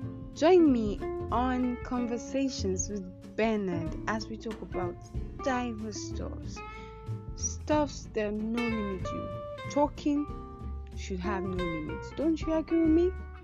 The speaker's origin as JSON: {"language": "English", "country": "Nigeria", "said": "I'm from Nigeria and I am a student"}